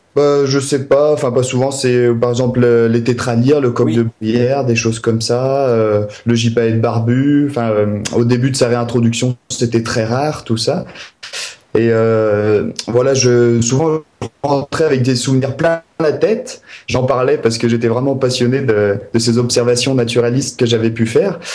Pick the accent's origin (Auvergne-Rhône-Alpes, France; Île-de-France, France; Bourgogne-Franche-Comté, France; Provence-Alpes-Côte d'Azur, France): Auvergne-Rhône-Alpes, France; Maurienne valley, Alps; je suis originaire des Alpes. De, la vallée de la Maurienne, la plus longue vallée des Alpes. Donc j'ai vraiment grandi au cœur des montagnes